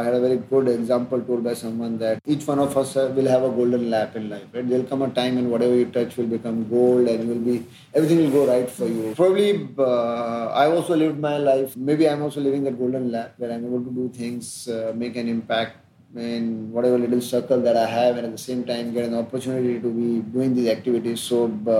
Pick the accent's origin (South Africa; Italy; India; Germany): India; outside Ujjain, Madhya Pradesh; born or raised there